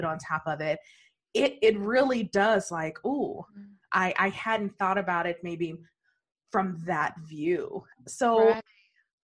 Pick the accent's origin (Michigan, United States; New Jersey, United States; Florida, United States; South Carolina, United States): Michigan, United States; Detroit; growing up in Detroit